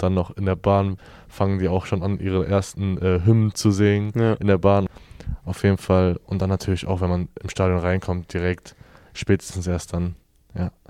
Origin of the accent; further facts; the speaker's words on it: Bochum, North Rhine-Westphalia, Germany; ich komme ja aus Bochum ursprünglich